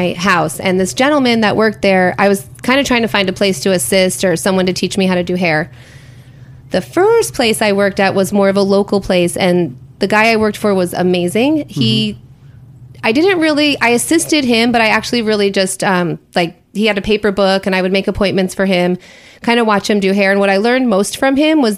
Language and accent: English; Schenectady, New York, United States; I grew up in upstate New York, a place called Schenectady.